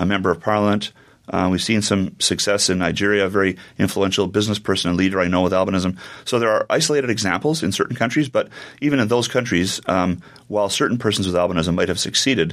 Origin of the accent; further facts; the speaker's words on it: Canada; I'm born and raised in Canada